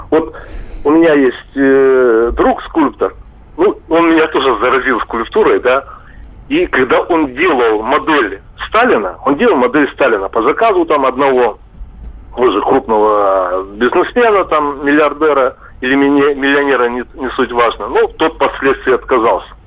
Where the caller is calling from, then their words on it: Chelyabinsk, Chelyabinsk Oblast, Russia; я хотел из Челябинска попасть к вам на конференцию в Воронеж.